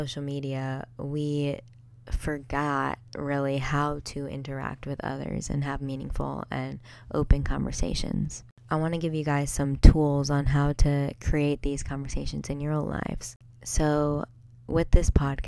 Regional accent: New Jersey, United States; my family members and friends from my hometown in New Jersey

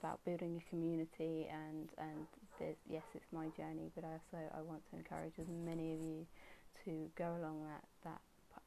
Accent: England, United Kingdom; being English and British

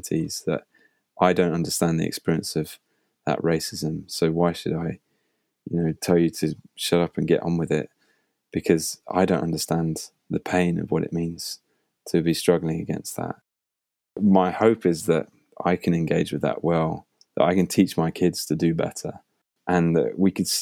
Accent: United Kingdom; I'm a British guy

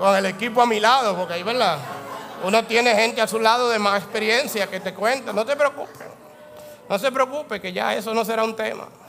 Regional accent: Dominican Republic; La ley que impera en mí, la ley del dominicano

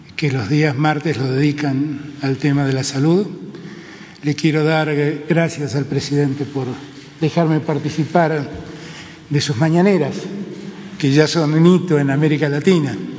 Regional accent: Argentina; mi país

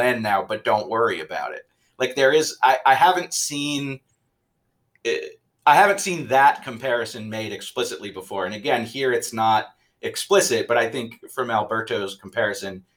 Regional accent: New England, United States; I grew up in New England

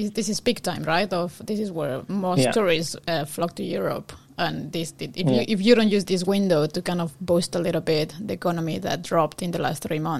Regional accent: Mexico; moved away as an adult; I'm from Mexico, and I only came here in 2005.

